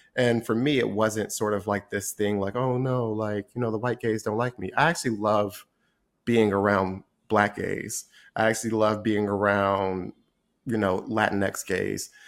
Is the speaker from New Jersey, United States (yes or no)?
yes; Trenton, New Jersey, United States; moved away as an adult; also born or lived in Washington, D.C. / New York; I grew up in Trenton, New Jersey, which I, I grew up in a predominantly black environment.